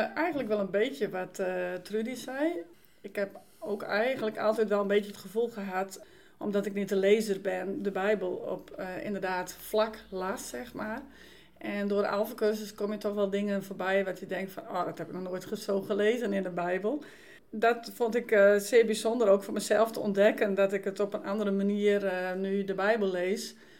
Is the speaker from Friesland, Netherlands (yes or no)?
yes; Dokkum, Friesland, Netherlands; moved away; ik ben vrijgemaakt opgevoed in Dokkum